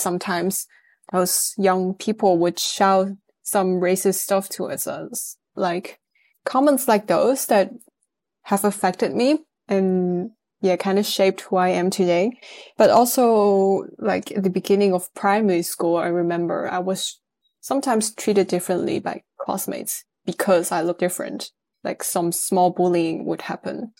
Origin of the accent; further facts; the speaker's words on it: northern Netherlands, Netherlands; also born or lived in Amsterdam / United Kingdom; I was born and raised in the Netherlands